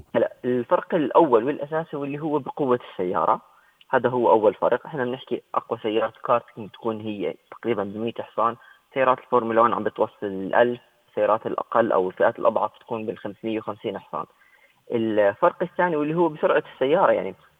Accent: Jordan; احنا عندنا بالاردن

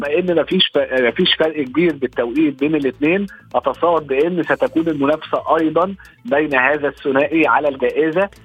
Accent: Egypt; كلنا كمصريين وعرب

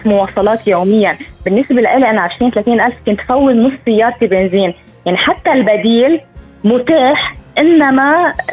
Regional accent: Lebanon; هلا نحن عندنا بلبنان ما في كثير ناس عم تترك بيوتها

